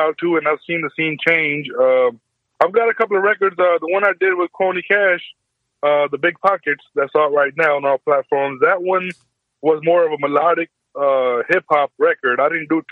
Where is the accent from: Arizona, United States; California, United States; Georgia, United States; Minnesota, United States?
Georgia, United States; Atlanta; also born or lived in India; I was born in India, you know, moved to Atlanta, man. I'm, you know, been here mostly all my life, so kind of grew up here since elementary